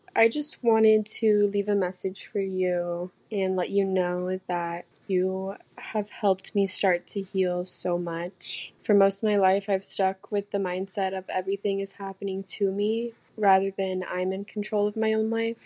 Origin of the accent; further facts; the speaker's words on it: Arkansas, United States; I'm from Arkansas.